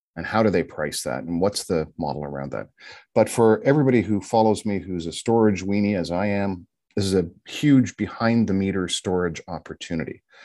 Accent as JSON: {"language": "English", "country": "Canada", "said": "as a Canadian"}